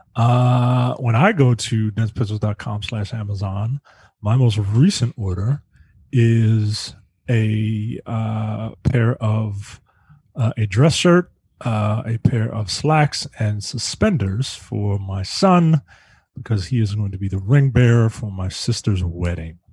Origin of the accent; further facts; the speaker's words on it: United States; I'm American obviously